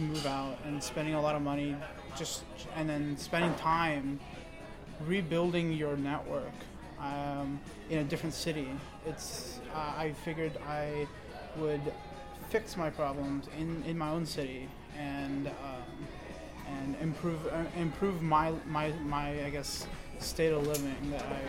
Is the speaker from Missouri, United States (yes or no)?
yes; St. Louis, Missouri, United States; I'm from St. Louis, and I'm a computer science student